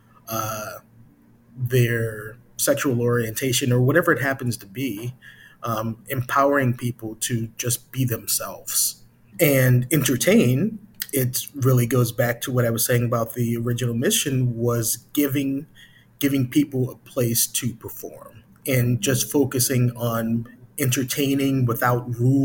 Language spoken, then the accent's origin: English; Chicago, Illinois, United States; I'm from Chicago originally